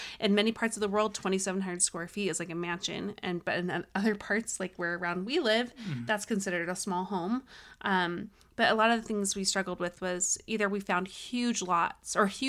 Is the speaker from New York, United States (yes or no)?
no; Farmington, Utah, United States; I grew up in Farmington on the border of Farmington, Kaysville, and Fruit Heights, and I knew mostly Kaysville.